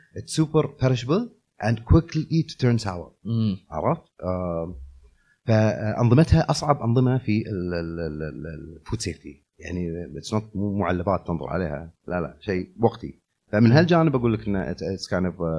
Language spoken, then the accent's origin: Arabic; Kuwait; انا شخصيا لما كنت صغير آه، بالكويت